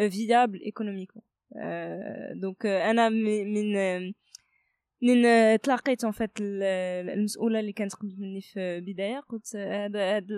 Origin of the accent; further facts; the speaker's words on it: Kenitra, Rabat-Salé-Kénitra, Morocco; also born or lived in France; قنيطره هي واحد المدينه اللي عزيزه عليا بزاف بيسكو الوالدين ديالي ساكنين هنايا euh, انا داديت في فرنسا ولكن كبرت هنايا في المغرب في مدينه قنيطره